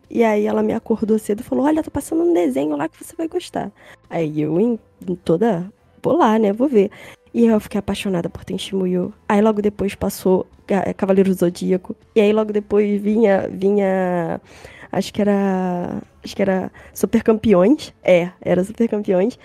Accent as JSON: {"language": "Portuguese", "region": "Rio de Janeiro", "country": "Brazil", "said": "sou do Rio de Janeiro, centro"}